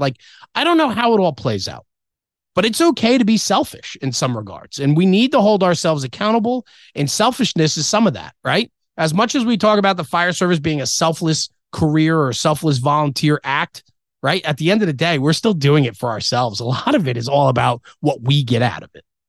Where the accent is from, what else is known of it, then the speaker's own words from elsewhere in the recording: Ridgewood, New Jersey, United States; I was born in Ridgewood, New Jersey